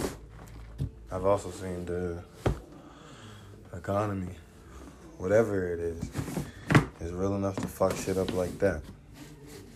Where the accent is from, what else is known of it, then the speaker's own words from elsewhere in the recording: Decatur, Georgia, United States; I'm from Decatur, East Atlanta, Zone 6